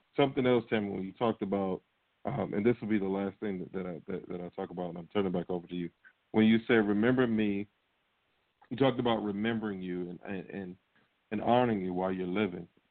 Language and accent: English; Norfolk, Virginia, United States; the Norfolk Scope, a big arena in my hometown